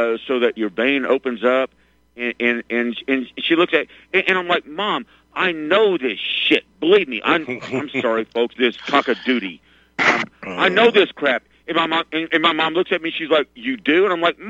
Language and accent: English; Arkansas, United States; I grew up in Arkansas.